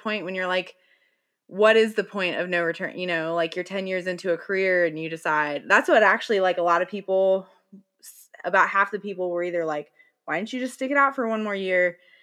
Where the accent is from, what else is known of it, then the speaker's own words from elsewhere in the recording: Bible Belt, the South, United States; I grew up in the Bible Belt